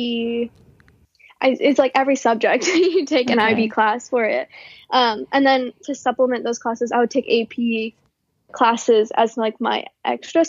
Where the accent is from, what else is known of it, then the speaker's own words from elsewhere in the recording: Virginia Beach, Virginia, United States; moved away as an adult; now in Washington, DC, United States; I went to a public school. I'm from Virginia Beach. So a lot of high schools in my city